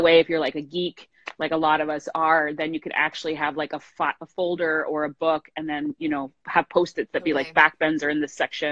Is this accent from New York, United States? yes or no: yes; New York, United States; moved away; I'm from New York, so I used to practice a lot, obviously, there